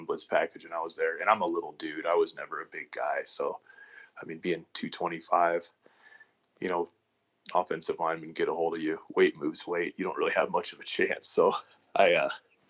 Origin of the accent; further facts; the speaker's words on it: Colorado, United States; moved away as an adult; also born or lived in Wyoming; now in Casper, United States; I am from Colorado